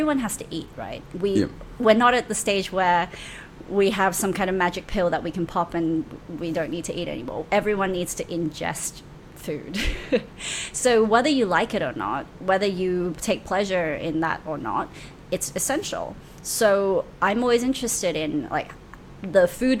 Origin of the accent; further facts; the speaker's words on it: Melbourne, Victoria, Australia; now in Hong Kong; I grew up in Melbourne, so Melbourne has tons of farmers markets